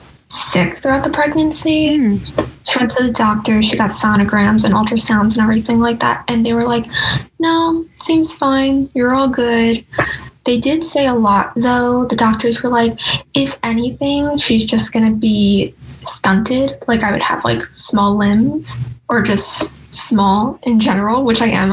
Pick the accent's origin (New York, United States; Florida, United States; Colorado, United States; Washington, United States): New York, United States; New York City; I was born in Staten Island